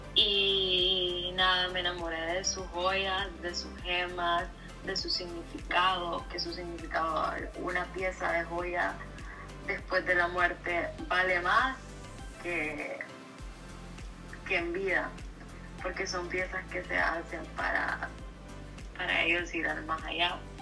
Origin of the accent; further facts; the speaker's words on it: San Pedro Sula, Cortés, Honduras; also born or lived in Brighton and Hove, England; nací en San Pedro Sula, Honduras